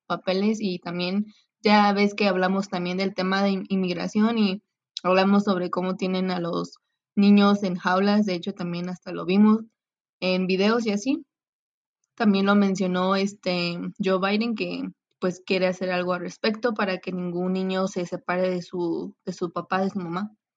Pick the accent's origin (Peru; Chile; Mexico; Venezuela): Mexico; como nosotros como mexicanos, porque ya que somos eh, vecinos pues con Estados Unidos